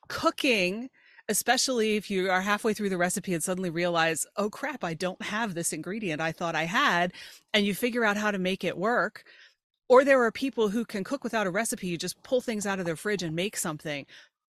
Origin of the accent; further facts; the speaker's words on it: York, Pennsylvania, United States; I grew up in York, Pennsylvania, which is south central Pennsylvania, about an hour north of Baltimore, 2 hours west of Philly.